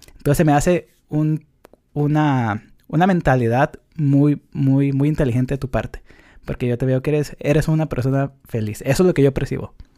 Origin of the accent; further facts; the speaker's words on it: Mexico; now in United States; para los que somos de México pero no estamos en México